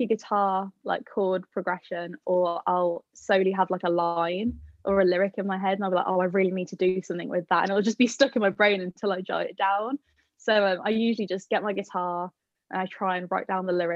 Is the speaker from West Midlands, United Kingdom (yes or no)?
yes; Birmingham, West Midlands, United Kingdom; I am from Birmingham, so it was a long travel